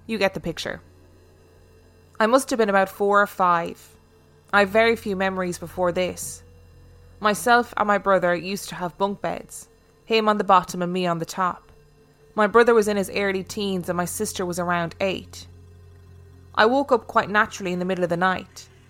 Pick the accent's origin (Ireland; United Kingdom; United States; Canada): United Kingdom; Carlisle, North West England; now in London, United Kingdom; I live and work in London, but I'm as northern as they come. I was born and raised in Carlisle, Cumbria, a city at the top of the Lake District bordering Scotland.